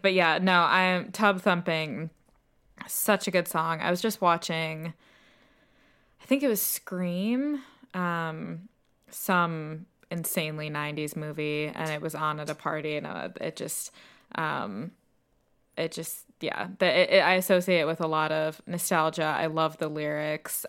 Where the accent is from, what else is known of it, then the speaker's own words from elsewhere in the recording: United States; moved away as an adult; now in United Kingdom; as an American, I grew up